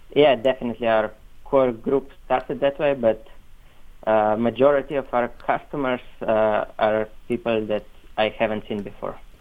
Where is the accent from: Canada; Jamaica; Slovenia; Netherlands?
Slovenia; they're a group from actually from my hometown. It's a really small town